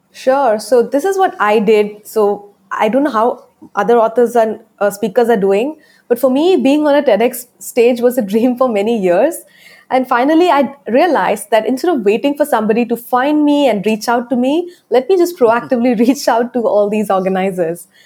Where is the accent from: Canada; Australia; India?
India; my accent though it's it's not an american accent i am from india